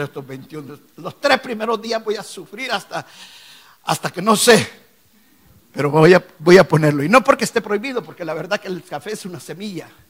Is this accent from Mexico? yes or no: no; El Salvador; moved away as an adult; now in United States; yo venía a este país con la idea de poner negocios me había ido muy bien en mi país en los negocios. Y dice, me fue bien en El Salvador, me va a ir bien en Estados Unidos